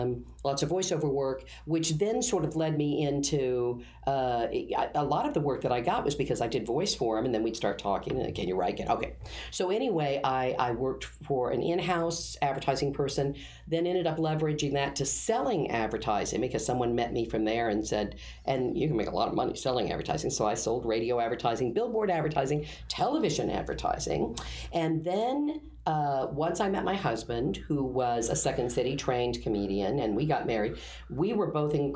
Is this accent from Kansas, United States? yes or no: yes; Derby, Kansas, United States; moved away as an adult; also born or lived in Wichita, Kansas; I'm from Kansas, Wichita, grew up around there. I was a Derby child. I was in Derby, Kansas, which is a bedroom community outside of Wichita.